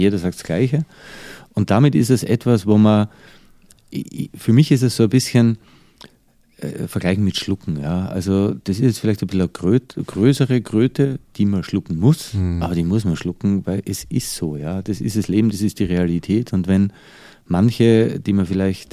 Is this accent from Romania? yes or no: no; Austria; also born or lived in United States / Dubai / Changchun, China; now in Germany; bin ja eigentlich konstant im Ausland als Österreicher in Deutschland